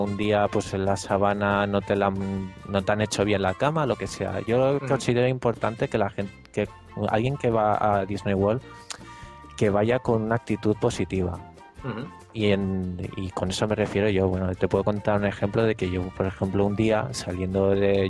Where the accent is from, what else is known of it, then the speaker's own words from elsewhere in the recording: Spain; la gente que somos de España